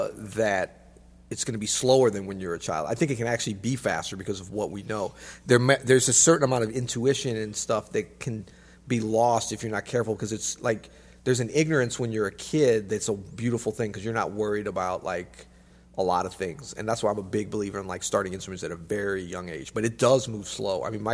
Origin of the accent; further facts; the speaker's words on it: Florida, United States; born there; I was not born in the snow. I was born in Florida, in fact.